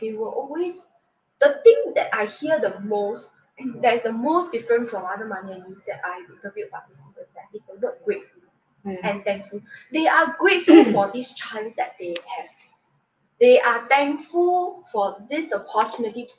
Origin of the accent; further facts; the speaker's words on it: Singapore; I'm a Singaporean myself